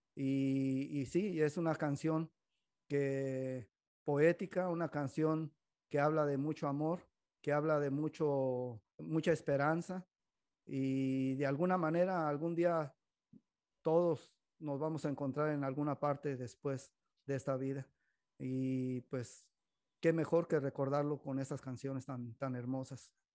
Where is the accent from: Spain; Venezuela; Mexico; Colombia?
Mexico; now in Modesto, United States; nosotros como mexicanos